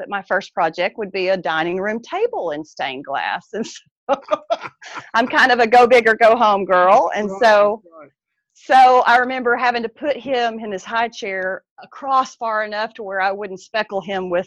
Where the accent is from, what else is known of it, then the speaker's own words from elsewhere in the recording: East Texas, United States; I am in deep East Texas. Thank the Lord. I moved away for a time, and so I'm thrilled to be back home where I was raised.